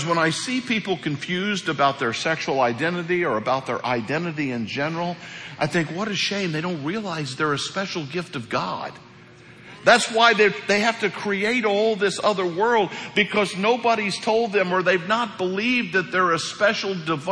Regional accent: Hawk Point, Missouri, United States; moved away; Hawk Point, Missouri.

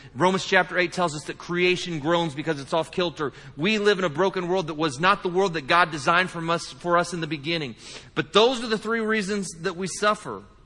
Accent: United States; we're from the United States

